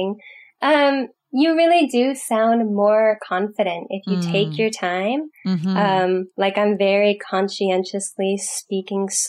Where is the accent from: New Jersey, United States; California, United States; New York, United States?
California, United States; I'm from California